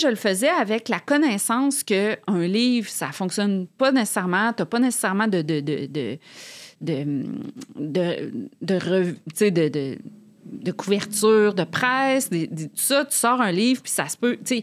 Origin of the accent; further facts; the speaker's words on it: Quebec City, Quebec, Canada; moved away as an adult; now in Montreal, Canada; Moi, je viens de Québec